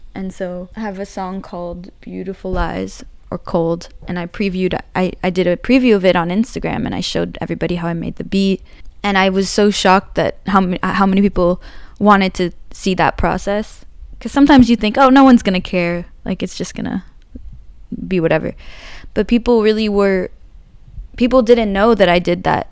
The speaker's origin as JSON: {"language": "English", "town": "San Francisco", "region": "California", "country": "United States", "tie": "born or raised there", "said": "I grew up in San Francisco"}